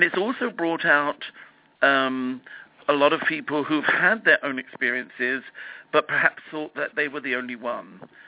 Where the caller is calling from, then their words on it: Los Angeles, California, United States; I'm phoning you from Los Angeles.